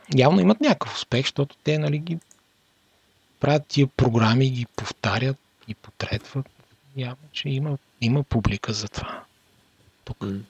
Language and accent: Bulgarian; Bulgaria; moved away; от България